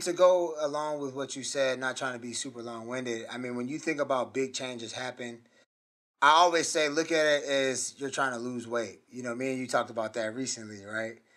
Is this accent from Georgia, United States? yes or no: yes; Gwinnett County, north side of Atlanta, Georgia, United States; I grew up in, you know, north side of Atlanta, Gwinnett County